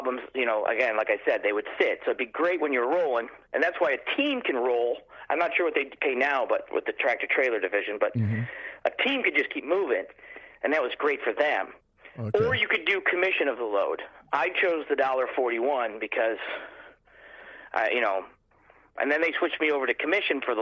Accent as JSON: {"language": "English", "town": "Buffalo", "region": "New York", "country": "United States", "tie": "born or raised there"}